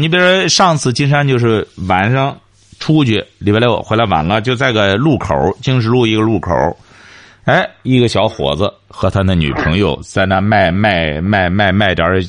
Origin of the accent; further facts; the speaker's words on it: China; 我们中国人出去之后就知道，我们得吃中国饭，吃洋餐实在吃不惯。